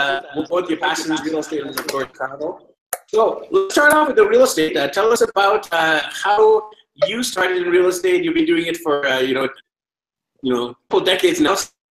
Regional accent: Canada; I'm usually from Canada, Canuck.

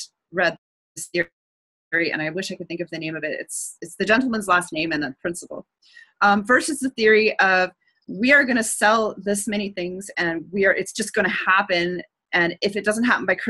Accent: Canada; I'm Canadian

